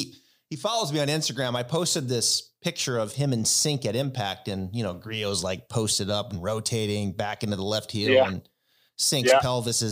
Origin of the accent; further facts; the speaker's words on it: Pacific Northwest, United States; I grew up in the Pacific Northwest.